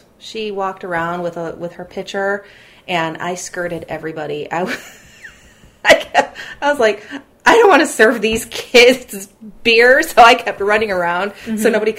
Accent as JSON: {"language": "English", "country": "United States", "said": "on my dad's side, I'm a first-generation American."}